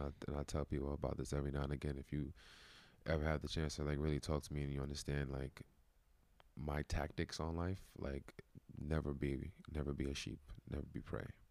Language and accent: English; Brooklyn, New York, United States; I'm from Brooklyn, New York